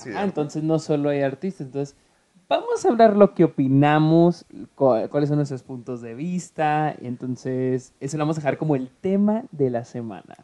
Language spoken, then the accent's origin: Spanish; Mexico; moved away as an adult; now in United States; soy, mexicano, 100% mexicano